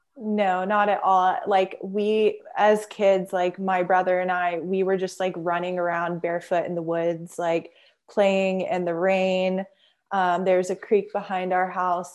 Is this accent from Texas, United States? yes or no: yes; Houston, Texas, United States; also born or lived in Friendswood, Texas; I'm from Houston, Texas, and I was born south of Houston in Friendswood. And, um, yeah, I, I grew up in the suburbs